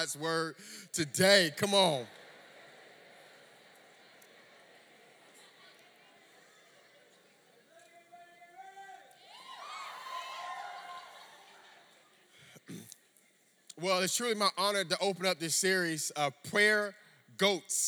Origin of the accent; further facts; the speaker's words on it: Miami, Florida, United States; also born or lived in Orlando, Florida; I grew up in Miami, Florida